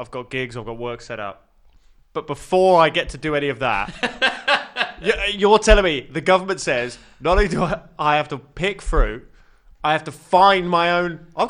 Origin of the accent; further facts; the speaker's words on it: Brighton, South East England, United Kingdom; moved away as an adult; also born or lived in Portsmouth; now in London, United Kingdom; Born in Portsmouth, raised in Brighton.